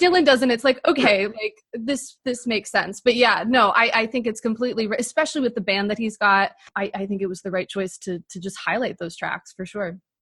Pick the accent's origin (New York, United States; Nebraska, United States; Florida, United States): New York, United States; Buffalo; Buffalo, my hometown as well